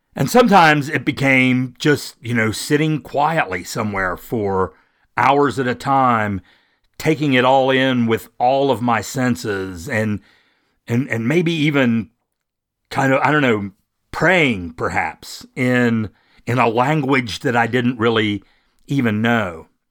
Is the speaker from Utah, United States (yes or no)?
no; West Virginia, United States; I'm from West Virginia. I'm a native of West Virginia